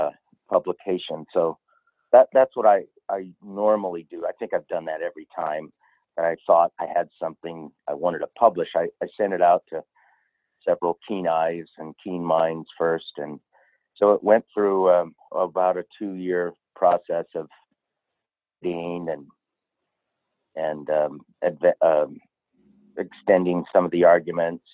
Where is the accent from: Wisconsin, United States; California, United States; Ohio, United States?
California, United States; also born or lived in Kentucky; Born and raised in California, lived in Kentucky for 5 years